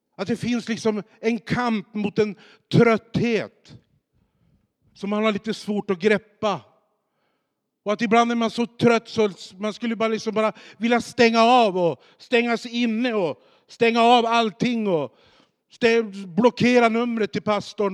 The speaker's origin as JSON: {"language": "Swedish", "town": "Boliden", "region": "Västerbotten County", "country": "Sweden", "tie": "born or raised there", "said": "jag är ju uppvuxen i Skellefteå i ett samhälle som heter Boliden som ligger utanför Skellefteå"}